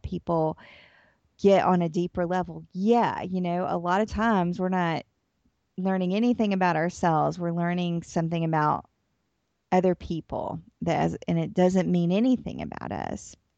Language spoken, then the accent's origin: English; Atlanta, Georgia, United States; moved away as an adult; also born or lived in New Orleans, Louisiana; now in Tennessee, United States; I'm from Atlanta, Georgia. I live in Tennessee now